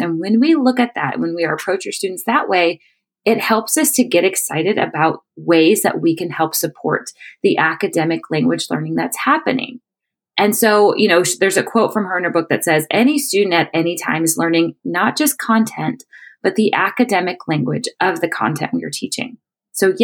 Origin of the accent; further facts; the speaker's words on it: Chicago, Illinois, United States; moved away as an adult; now in Panama City, Panama; I am from Chicago, born and raised